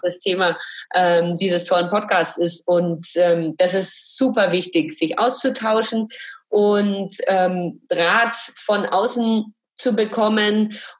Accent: Franconia, Bavaria, Germany; also born or lived in Munich; Ich komme auch aus Bayern

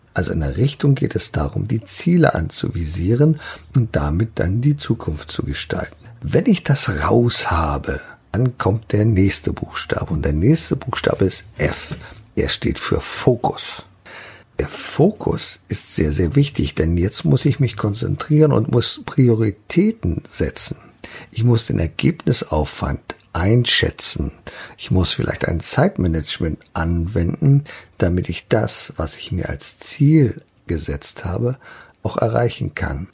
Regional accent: Germany; hier bei uns in Deutschland

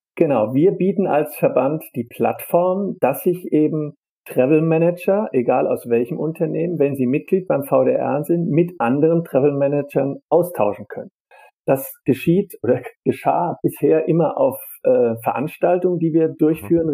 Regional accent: Darmstadt, Hesse, Germany; Ich komme so. ja aus Darmstadt, bin auch in Darmstadt geboren, also ja. äh, ein echter Heiner, wie wir in Darmstadt sagen.

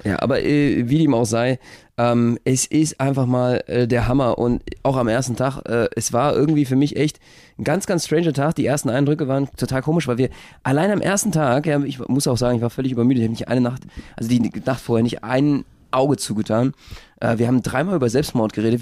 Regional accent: Berlin, Germany; als Berliner

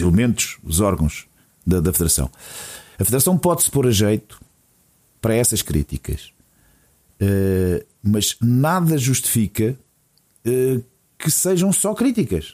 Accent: Portugal; como povo, como portugueses

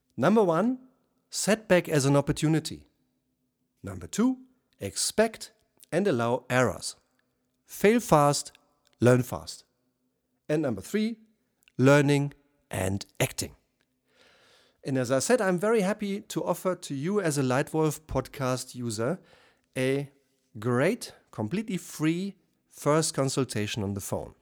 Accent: Germany; accent: German; first language German; English is a second language; as you probably hear by my accent, I'm German

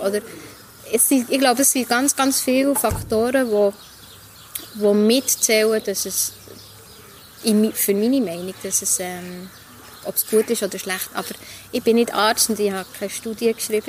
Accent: Langnau im Emmental, Bern, Switzerland; moved away as an adult; also born or lived in Ecuador; now in Bern, Switzerland; Ich bin immer noch gerne ähm, Langnauerin, wobei ich bin ja in Goal aufgewachsen

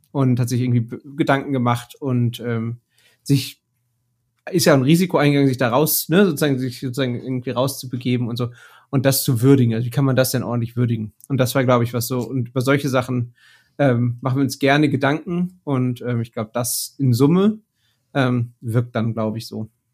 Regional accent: Bochum, North Rhine-Westphalia, Germany; ich komme aus dem Ruhrgebiet. Ich bin in Bochum geboren, habe hier Mathe studiert

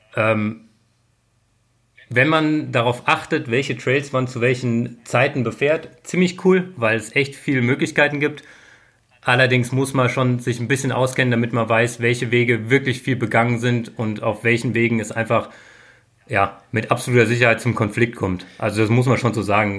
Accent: Darmstadt, Hesse, Germany; now in Innsbruck, Austria; ich komme aus, aus Darmstadt ursprünglich

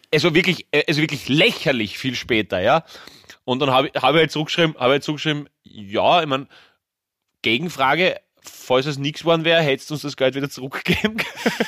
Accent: Graz, Styria, Austria; bei uns in Graz

